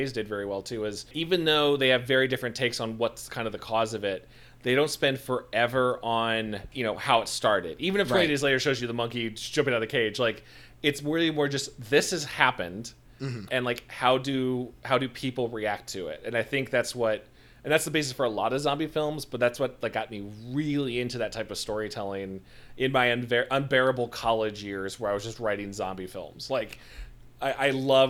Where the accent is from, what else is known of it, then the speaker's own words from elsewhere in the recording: Midwest, United States; I'm from the Midwest